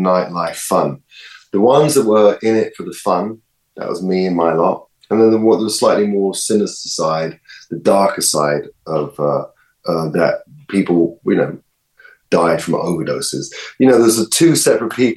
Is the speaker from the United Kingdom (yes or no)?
yes; London, United Kingdom; I live in Primrose Hill, and I grew up in Swiss Cottage, so that's Camden